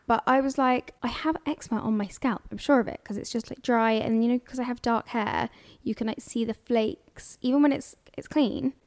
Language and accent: English; London, United Kingdom; I'm from here.